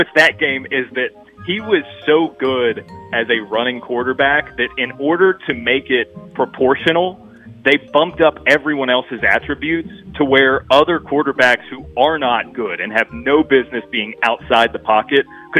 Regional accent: Virginia, United States; I grew up in Virginia.

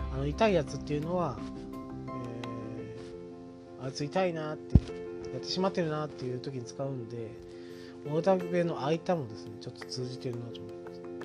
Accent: Oita, Japan; accent: Oita dialect; 僕の住んでる大分県

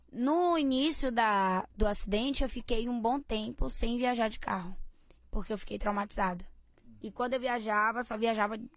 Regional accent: Nazaré das Farinhas, Bahia, Brazil; Eu comecei a cantar com quatro aninhos em muitas festas em Aratuípe, mas eu sou de Nazaré das Farinhas

